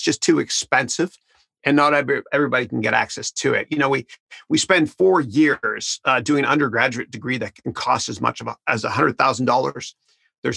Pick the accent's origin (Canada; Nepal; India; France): Canada; moved away; I'm from Canada originally.